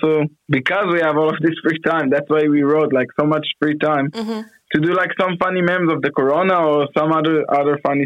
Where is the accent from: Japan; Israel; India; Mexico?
Israel; Afula, Northern District; moved away as an adult; now in Sao Paulo, Brazil; I was born in Israel, in Afula.